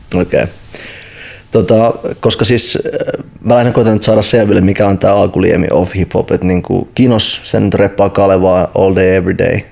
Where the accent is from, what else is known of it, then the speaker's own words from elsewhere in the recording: Helsinki, Uusimaa, Finland; mä itse kasvoin Itästadissa